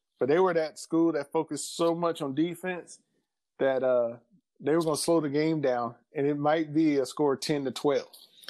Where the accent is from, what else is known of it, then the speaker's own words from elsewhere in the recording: Birmingham, Alabama, United States; moved away as an adult; also born or lived in Pell City, Alabama; now in California, United States; finished up middle school and high school in Pell City, which is east of Birmingham. But I grew up in West End community of Birmingham.